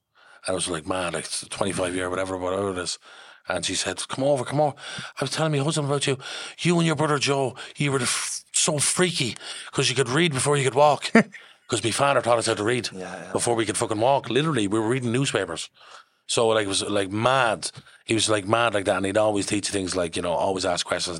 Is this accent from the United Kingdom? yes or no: yes; London, United Kingdom; born there; I'm from, well, I was born in London.